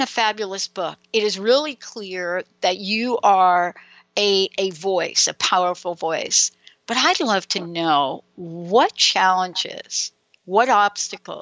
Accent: New York, United States; accent: New York; now in Seattle, United States; my New York accent? Even though I'm in Seattle, I have a little bit of that.

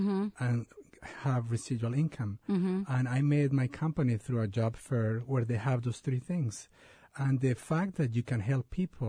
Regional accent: Colombia; also born or lived in Seattle area, Washington, United States; now in Seattle, United States; I was born in Colombia and South America

